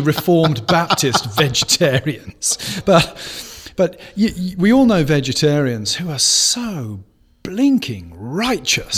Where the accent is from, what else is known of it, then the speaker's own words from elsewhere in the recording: United Kingdom; moved away; growing up in Britain